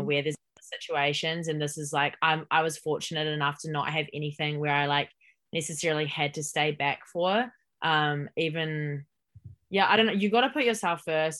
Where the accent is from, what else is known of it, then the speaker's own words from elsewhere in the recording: Hamilton, Waikato, New Zealand; moved away as an adult; also born or lived in Auckland, New Zealand / Texas, United States; I'm born and raised in Hamilton